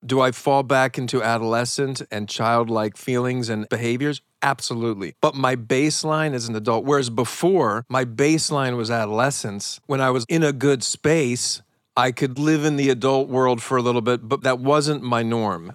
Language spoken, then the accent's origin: English; Philadelphia, Pennsylvania, United States; I'm from Philly